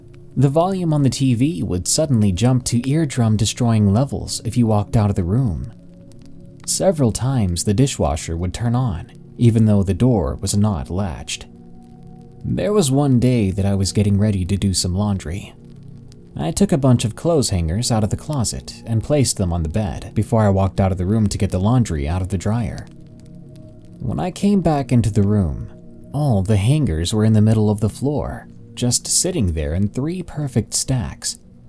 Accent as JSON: {"language": "English", "region": "Hawaii", "country": "United States", "tie": "born or raised there", "said": "As I said before, I'm part Filipino, and I was born and raised in Hawaii. Both sides of my culture can be very superstitious."}